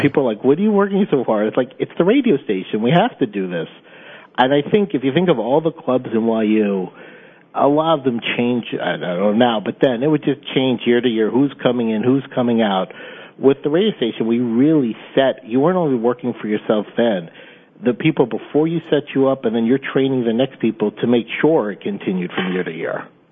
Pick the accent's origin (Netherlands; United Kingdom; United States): United States; Charleston, South Carolina; moved away; I'm from Charleston, South Carolina